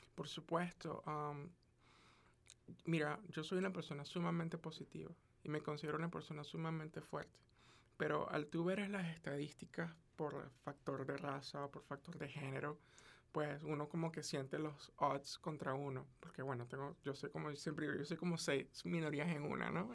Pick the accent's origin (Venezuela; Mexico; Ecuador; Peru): Venezuela; now in United States; yo soy de Venezuela